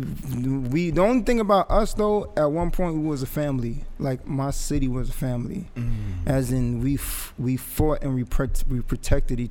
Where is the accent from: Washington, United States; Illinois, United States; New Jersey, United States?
New Jersey, United States; Englewood; also born or lived in Jamaica; I grew up in Inglewood